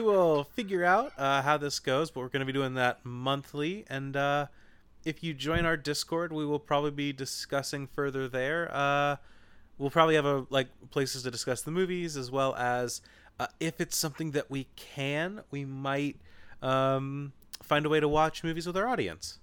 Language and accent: English; Kentucky, United States; so I grew up in Kentucky in an area where just, like, deer hit cars all the time